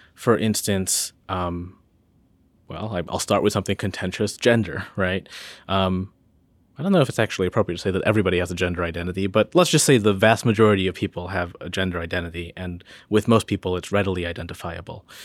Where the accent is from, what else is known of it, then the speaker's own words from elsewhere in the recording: Northern Illinois, United States; now in Charlottesville, United States; I'm from, I'm from Northern Illinois